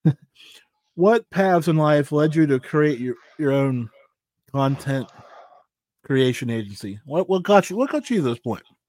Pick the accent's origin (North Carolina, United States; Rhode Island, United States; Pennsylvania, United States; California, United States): Pennsylvania, United States; I'm from Pennsylvania